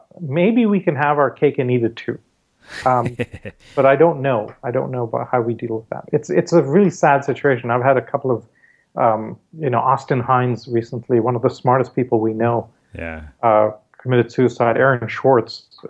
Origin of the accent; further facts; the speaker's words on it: Maharashtra, India; Growing up in India, I mean, every time we went to school, the school bus took us through the Dharavi slums, which are the worst slums in the world by some measures.